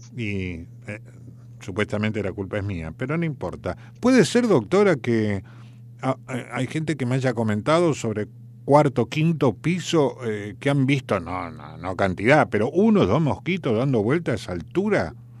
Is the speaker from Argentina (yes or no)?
yes; General San Martín, Buenos Aires Province, Argentina; yo no soy porteño, yo soy de Lamba, soy bonaerense. Nací en el partido vecino acá de General San Martín en un hospital público